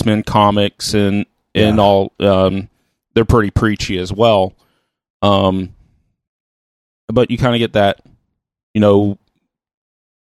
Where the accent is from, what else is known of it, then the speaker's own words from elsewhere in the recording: the South, United States; growing up in the South